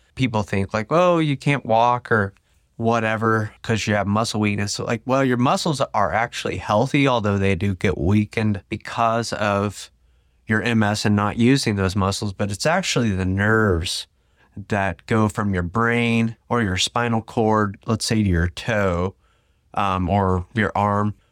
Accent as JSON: {"language": "English", "town": "Tulsa", "region": "Oklahoma", "country": "United States", "said": "I was from Tulsa"}